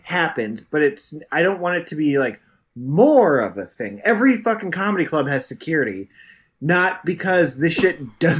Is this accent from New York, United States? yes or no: yes; New York, United States; I'm a New Yorker.